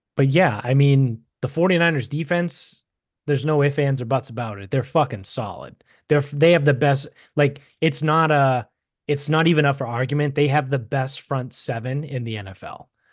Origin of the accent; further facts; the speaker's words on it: Medford, Massachusetts, United States; growing up in Medford, being right on the Orange Line, like I, like I said, I grew up right next to the Wellington train station